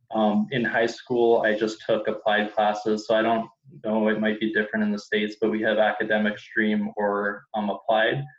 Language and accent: English; Toronto, Ontario, Canada; I'm from Toronto, Canada